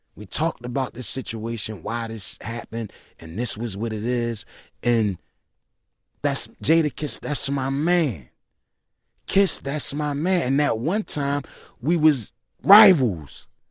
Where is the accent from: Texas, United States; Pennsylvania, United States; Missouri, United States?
Pennsylvania, United States; Philadelphia; I'm from South Philly